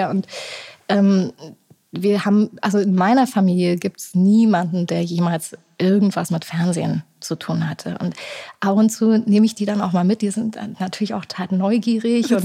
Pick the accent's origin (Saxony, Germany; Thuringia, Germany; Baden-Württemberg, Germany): Thuringia, Germany; Erfurt; ich war jetzt äh, vor ein paar Wochen in meiner Heimat, die du auch so gut findest in Erfurt, und äh, saß da zum ersten Mal wieder auf einem Fahrrad